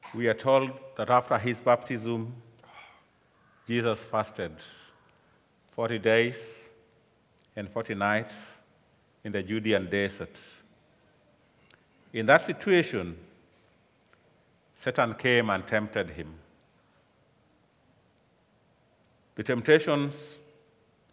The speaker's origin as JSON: {"language": "English", "country": "Kenya", "said": "I come from Kenya, and I've been here for a few days"}